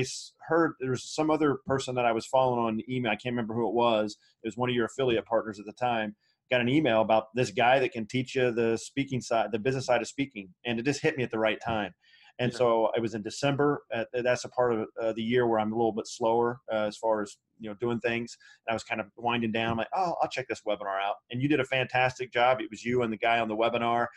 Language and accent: English; Anderson, Indiana, United States; moved away as an adult; I was back in my hometown